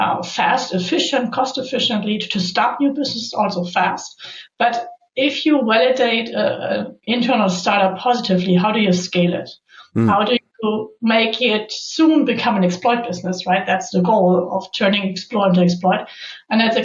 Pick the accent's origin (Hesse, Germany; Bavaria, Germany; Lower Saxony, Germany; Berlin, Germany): Bavaria, Germany; Nuremberg; moved away as an adult; also born or lived in Stuttgart area; I am actually joining from my home office, which is in Nuremberg in Bavaria, Germany. My office, like Bosch, is in Stuttgart area, but we just moved back to my hometown.